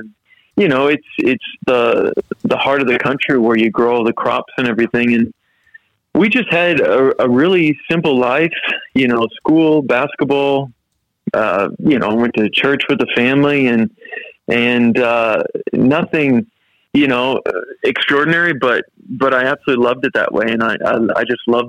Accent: Midwest, United States; now in Australia; When I'm in Australia, I'm an Aussie. And when I'm in the U.S., I'm an American. So it's funny how that works because, obviously, my roots are in the U.S., but I've lived here in Australia for prob

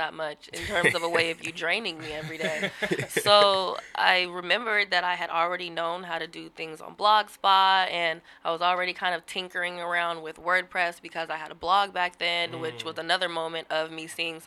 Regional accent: Seattle, Washington, United States; I'm born and raised in Seattle. Grew up in the CD, 19th and Cherry

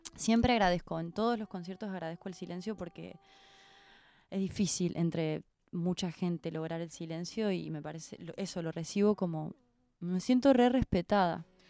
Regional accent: Córdoba, Argentina; now in Buenos Aires, Argentina; yo soy cordobesa, eh, venirme a Buenos Aires me cambió la vida

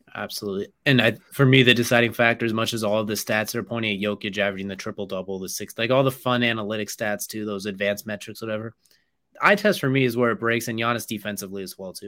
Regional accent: California, United States; I was born in California

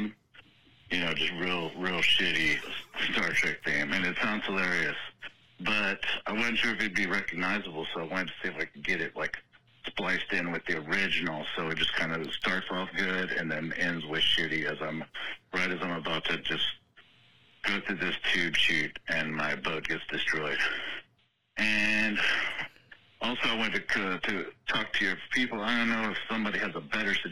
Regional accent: South Texas, United States; it's here in my hometown.

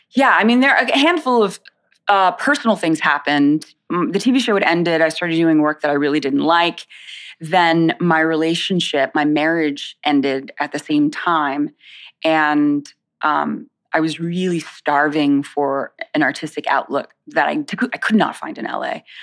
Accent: Winter Haven, Florida, United States; also born or lived in South Bronx, New York; now in New York, United States; I was born in the South Bronx. I was raised here till I was about seven or eight years old, and then I went to Central Florida. So around, um, I would say about an hour south of the Disney

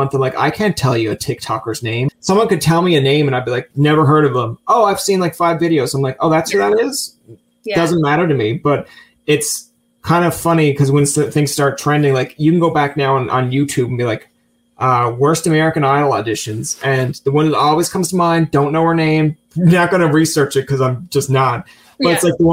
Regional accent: Newfoundland and Labrador, Canada; moved away as an adult; also born or lived in Ottawa

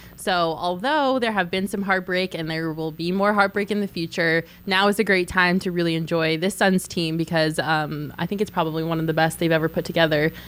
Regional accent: Colorado, United States; I'm from Colorado.

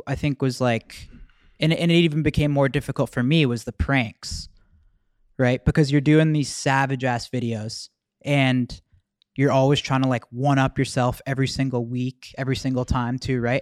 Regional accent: Mississauga, Ontario, Canada; we're from Mississauga

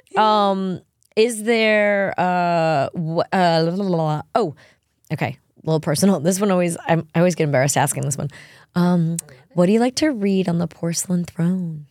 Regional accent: New York, United States; I'm from New York

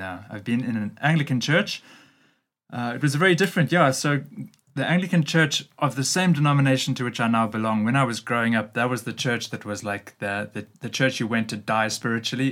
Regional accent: Durban, KwaZulu-Natal, South Africa; moved away as an adult; now in Cape Town, South Africa; I grew up in the Durban area. First 20 years of my life I spent mm-hmm. there.

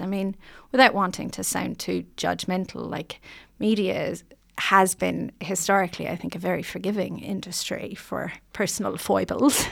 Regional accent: Ireland; moved away as an adult; now in New Zealand; I just wanted to be accepted as a New Zealander

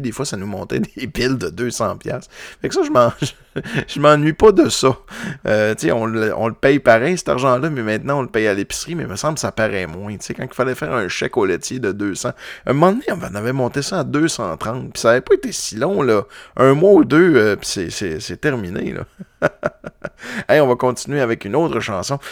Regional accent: Quebec, Canada; je viens du Lac-Saint-Jean

